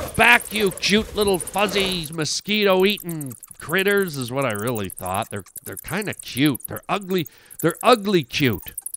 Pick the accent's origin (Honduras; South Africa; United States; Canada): Canada; I'm a Canadian